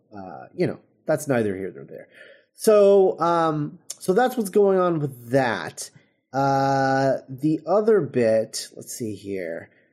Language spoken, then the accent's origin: English; United States; we're, um, automatically dismissed because we're American.